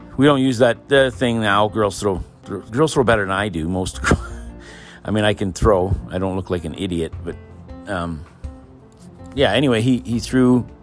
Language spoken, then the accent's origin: English; Pine Falls, Manitoba, Canada; that's where I grew up in Pine Falls